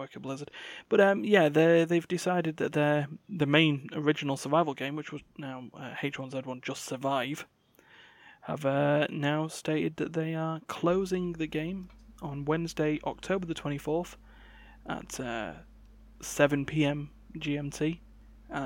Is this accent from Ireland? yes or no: no; United Kingdom; I'm British